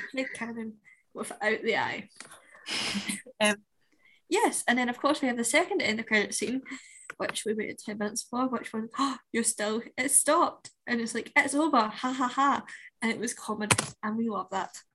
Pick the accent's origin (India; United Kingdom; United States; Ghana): United Kingdom; Scotland; us as Scottish people